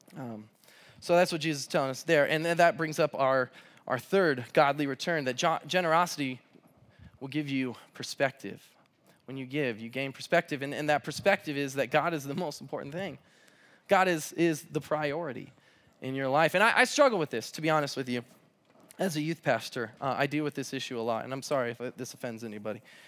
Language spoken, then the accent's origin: English; Southern California, United States; now in Pullman, United States; I'm from Southern California